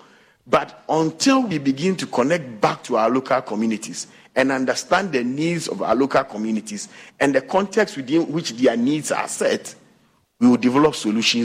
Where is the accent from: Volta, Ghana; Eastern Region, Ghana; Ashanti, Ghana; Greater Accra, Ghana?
Ashanti, Ghana; Konongo; moved away; also born or lived in Teshie / Cape Coast / Kumasi; I took my bag from my glorious village of Asante Achim Konongo, and I got to my favorite Teshi, and maybe to Cape Coast, I've never looked back. Now, when you ask me where I'm from, I say I'm from Kumasi.